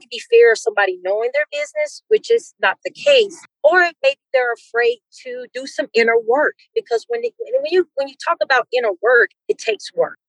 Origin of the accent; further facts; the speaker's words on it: Mississippi, United States; now in Denver, United States; I am from Mississippi